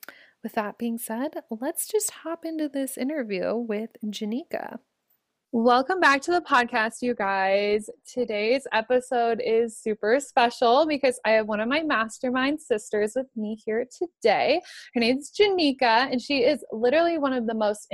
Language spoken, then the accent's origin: English; Omaha, Nebraska, United States; Omaha, my hometown